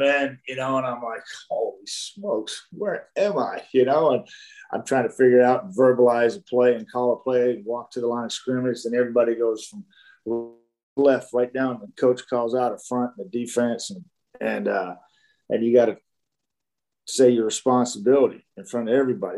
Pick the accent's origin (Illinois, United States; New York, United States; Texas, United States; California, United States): Texas, United States; Dallas; growing up in Dallas and playing in the mid 70s, high school football in the Dallas area